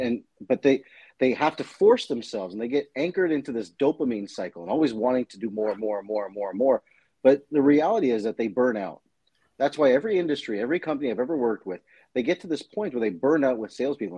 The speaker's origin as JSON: {"language": "English", "town": "Toronto", "region": "Ontario", "country": "Canada", "tie": "born or raised there", "said": "I grew up in the in Toronto, Canada, in an East Indian family"}